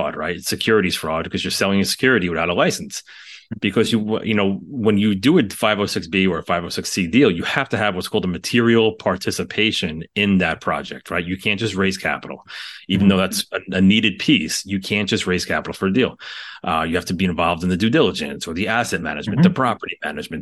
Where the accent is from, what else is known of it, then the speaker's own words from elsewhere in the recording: New York City, New York, United States; We're from the New York City area